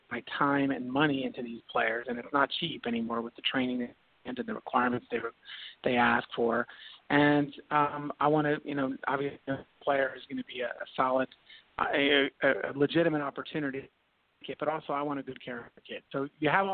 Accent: Miami, Florida, United States; now in Tampa, United States; I was raised in Miami

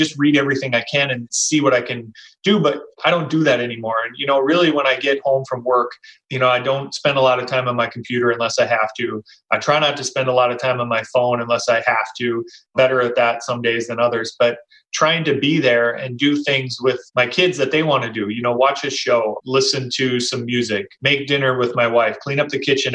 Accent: Minnesota, United States; I grew up in Minnesota too, much smaller town outside of a metro area

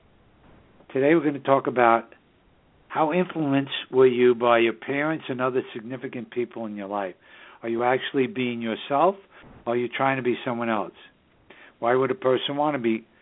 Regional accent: New York City, New York, United States; now in Southern Hudson Valley, United States; the northern suburbs of New York City, my hometown

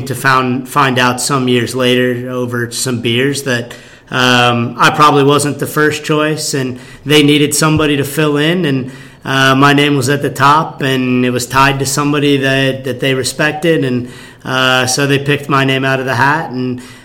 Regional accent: Denver, Colorado, United States; moved away as an adult; also born or lived in New York / Chicago; now in Los Angeles, United States; I grew up in Denver

